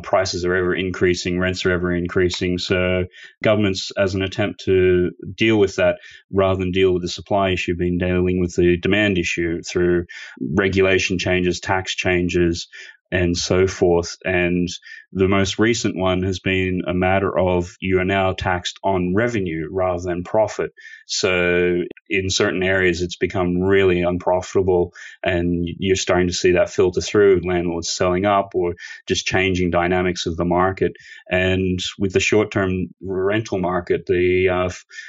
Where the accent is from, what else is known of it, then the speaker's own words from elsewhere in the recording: Australia; moved away as an adult; also born or lived in Sydney; now in United Kingdom; I'm Australian, born and bred